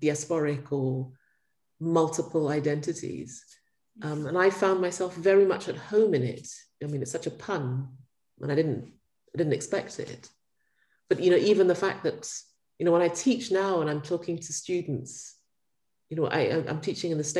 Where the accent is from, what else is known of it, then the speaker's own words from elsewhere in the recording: Ghana; I grew up in Ghana